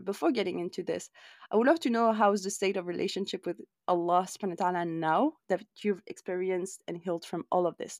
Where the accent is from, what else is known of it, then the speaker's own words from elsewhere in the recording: France; You and I grew up in France